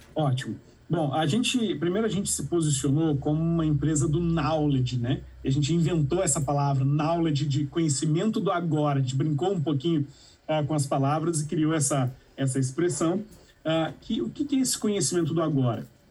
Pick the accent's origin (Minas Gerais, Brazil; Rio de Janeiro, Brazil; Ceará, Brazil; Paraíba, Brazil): Minas Gerais, Brazil; a town in the interior of; fundei a Startse numa cidade no interior de Minas Gerais com 13 mil habitantes. É, e lá na minha cidade, é, não existiam muitas opções para quem nasce lá